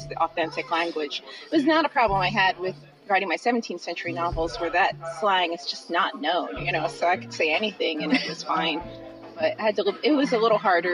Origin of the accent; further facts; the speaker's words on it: Philadelphia, Pennsylvania, United States; I grew up in Philadelphia